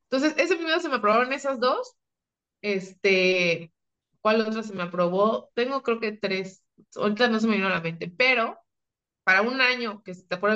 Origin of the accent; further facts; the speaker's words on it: Mexico; Pues somos puro mexicano. Nosotros sí somos puro mexicano.